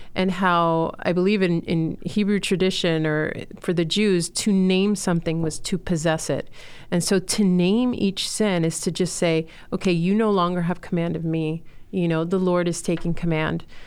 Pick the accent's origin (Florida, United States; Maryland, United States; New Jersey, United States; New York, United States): Florida, United States; Miami; also born or lived in Chile; I'm originally from Chile, was born there, and, um, grew up in Miami